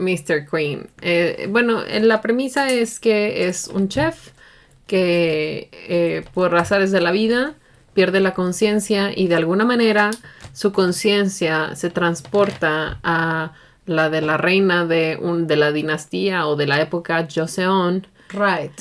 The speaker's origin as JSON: {"language": "Spanish", "country": "Mexico", "said": "para mí como mexicana"}